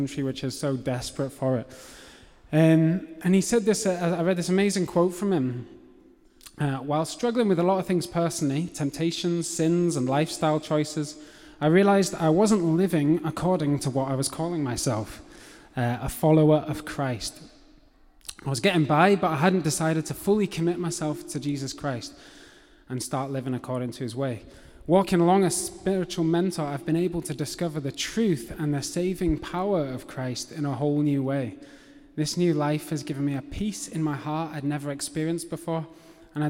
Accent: England, United Kingdom; accent: English; So I have an English accent. I was born in England, brought up in England.

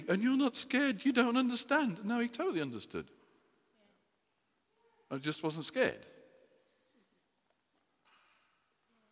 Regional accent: United Kingdom; We're British people

